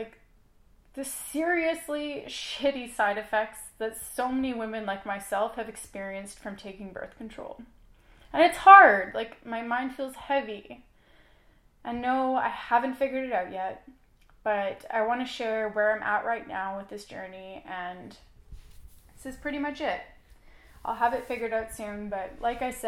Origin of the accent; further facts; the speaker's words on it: Canada; I am Canadian, and I am currently in the United States